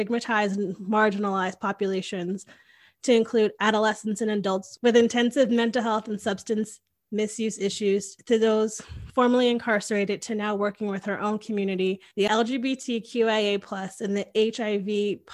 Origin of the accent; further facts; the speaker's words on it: Connecticut, United States; moved away as an adult; now in Austin, United States; went to college in Connecticut, grew up in Connecticut